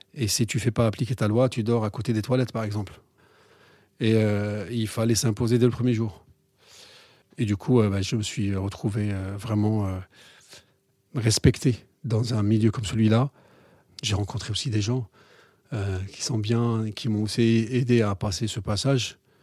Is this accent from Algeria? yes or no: yes; Algeria; moved away as an adult; now in France; J'ai grandi en Algérie